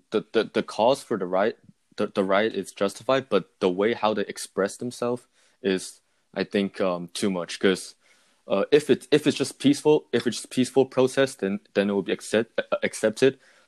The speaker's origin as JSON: {"language": "English", "region": "California", "country": "United States", "tie": "born or raised there", "said": "in my hometown in California here"}